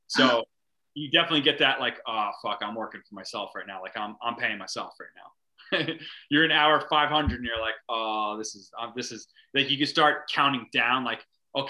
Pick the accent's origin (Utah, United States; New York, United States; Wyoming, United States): New York, United States; North Fork, Long Island; also born or lived in San Francisco / Brooklyn / Phoenix; A North Fork artist